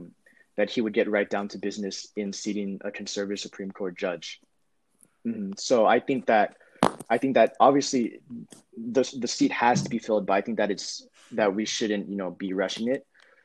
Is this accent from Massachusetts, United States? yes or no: no; California, United States; I do host a podcast with my friend, Yihan Zhu. We're from Southern California.